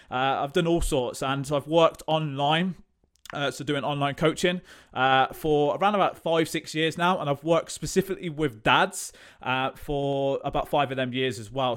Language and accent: English; Coventry, West Midlands, United Kingdom; I am from Coventry, lived here all my life